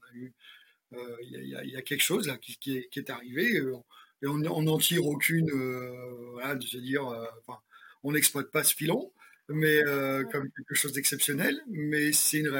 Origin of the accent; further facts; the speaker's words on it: France; Puis moi, euh, comme on est biculturel, on est français, on l'a pas dit, on est français américain.